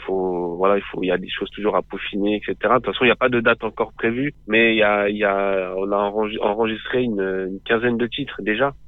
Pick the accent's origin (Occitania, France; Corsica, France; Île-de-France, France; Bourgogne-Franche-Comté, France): Île-de-France, France; Boussy-Saint-Antoine; j'ai grandi dans le 91, donc c'est euh, en Essonne, à Boussy-Saint-Antoine